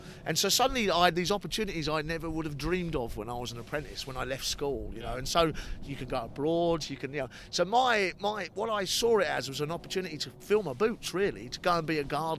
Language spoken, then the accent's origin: English; United Kingdom; You're so well respected as a British gardener, and we are front runners in this, in the world, and we don't sing enough about it, I don't think.